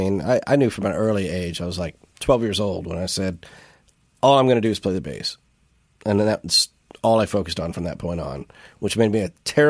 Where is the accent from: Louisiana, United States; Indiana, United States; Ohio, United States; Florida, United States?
Indiana, United States; moved away as an adult; also born or lived in Los Angeles, California; It's kind of like I grew up in Indiana, and then I grew up again in Los Angeles.